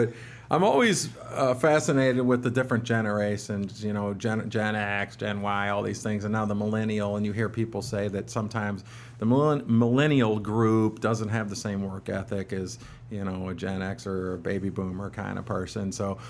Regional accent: Alaska, United States; So, you know, it is growing up in Alaska and growing up in the industry is a fun story.

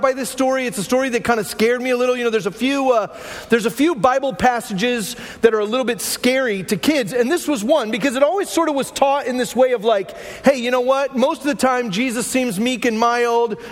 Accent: Glendale, Arizona, United States; I grew up in Glendale, Arizona

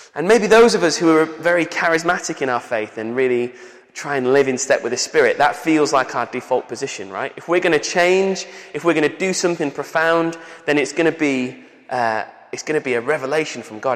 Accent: Manchester, North West England, United Kingdom; accent: Manchester; also born or lived in Bolton; I was 10 years old and I moved from uh, the centre of Manchester to Bolton, which is like north of Manchester. And because I had a Manchester accent

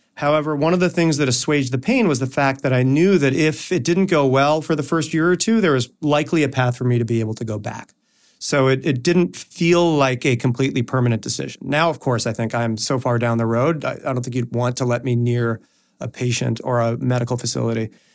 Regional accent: Toronto, Ontario, Canada; moved away as an adult; also born or lived in United States; I am from Toronto, Canada. That is where I was born, um, and I lived there through high school.

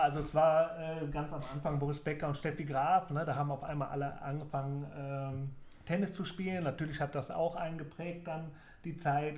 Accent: Leverkusen, North Rhine-Westphalia, Germany; moved away; also born or lived in Sandhausen / Braunschweig / Mainz; Leverkusen ist meine Heimat und mein Geburtsort

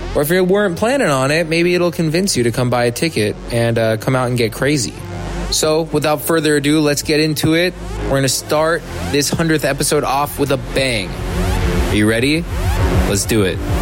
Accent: San Francisco, California, United States; San Francisco, my hometown

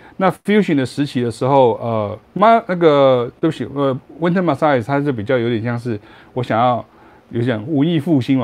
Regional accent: Taiwan; also born or lived in Leuven, Belgium; 我是下江的台湾人

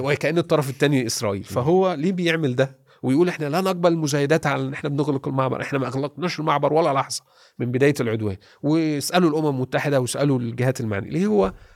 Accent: Egypt; انا مصري

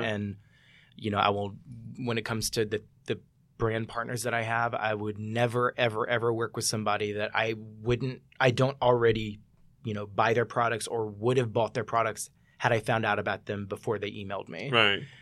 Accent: Mississippi, United States; I'm from Mississippi

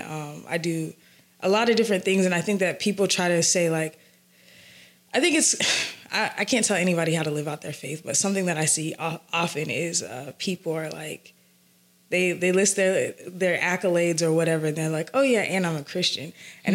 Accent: Atlanta, Georgia, United States; I'm from the south side of Atlanta

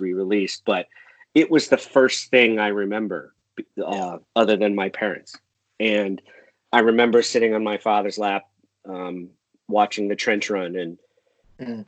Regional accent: Enfield, Connecticut, United States; born or raised there; moved away as an adult; also born or lived in Boston, Massachusetts

